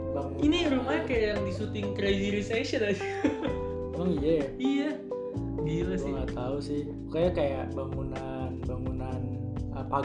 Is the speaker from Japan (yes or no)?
no; Kampung Glam, Singapore; gue di Kampung Glam di Bugis Kampung Glam tadi gue soalnya kampung gue nih kalau malam tuh hmm. tuh ada yang ini rat apa kayak jadi kayak pasar malam gitu sih